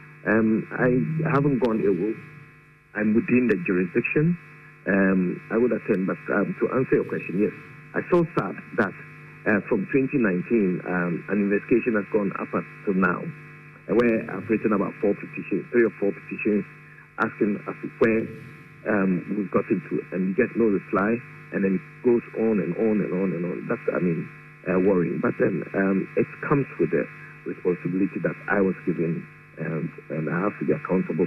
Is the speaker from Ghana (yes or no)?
yes; Ghana; as a Ghanaian